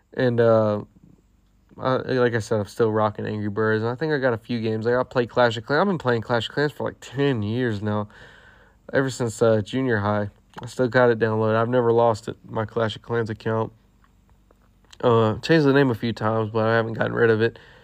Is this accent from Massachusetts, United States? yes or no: no; Texas, United States; we're from Texas